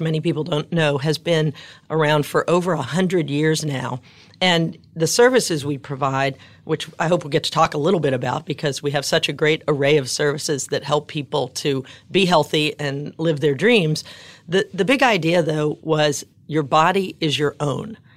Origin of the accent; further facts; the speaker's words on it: New Orleans, Louisiana, United States; growing up in New Orleans